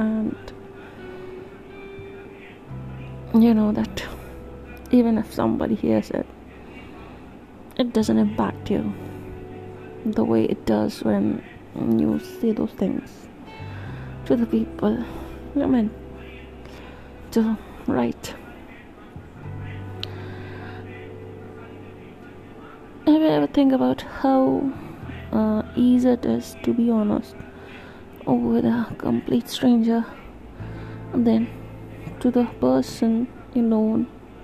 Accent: India; first language Hindi; English is a second language; I am an Indian

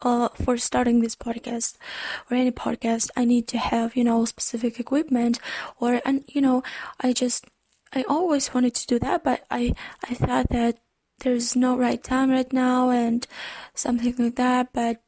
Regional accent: Ukraine; first language Ukrainian; English is a second language; Actually, the fun thing that I'm a non-native speaker in English. My native language is Ukrainian

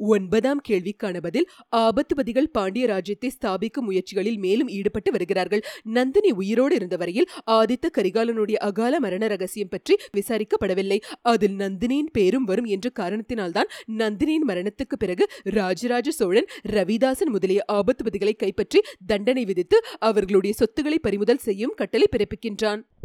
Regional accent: Chennai, Tamil Nadu, India; first language Tamil; also born or lived in Karur; நான் வளர்ந்தது படித்தது எல்லாமே சென்னை தான் ஆனால் என்னுடைய சொந்த ஊர் பார்த்தீங்கன்னா கரூர் கிட்ட வந்து ஒரு கிராமம்

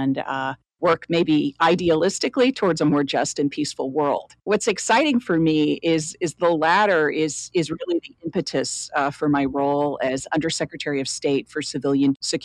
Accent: Chapel Hill, North Carolina, United States; I was the first member of my entire family born in the United States in the great state of North Carolina, where we were one of a handful in the university town of Chapel Hill

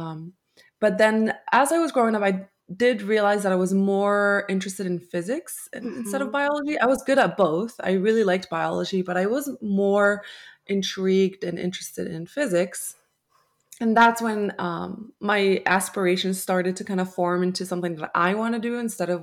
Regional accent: Morocco; moved away as an adult; now in United States; I was born and raised in Morocco, which is a country in Africa. And I moved here to the United States when I was 18

